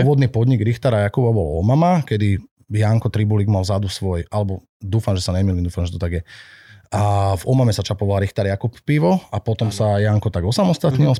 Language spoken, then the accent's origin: Slovak; Bratislava, Bratislava Region, Slovakia; moved away as an adult; also born or lived in Myjava; now in Senica, Slovakia; Ja som pôvodom z Bratislavy, neskôr Aha. žijúci na Mijave a teraz dlhodobo žijúci v Senici.